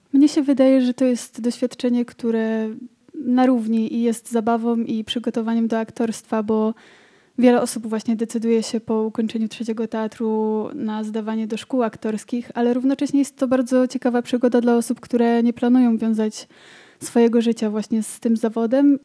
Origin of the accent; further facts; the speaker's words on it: Wałbrzych, Lower Silesian Voivodeship, Poland; nasza wałbrzyska społeczność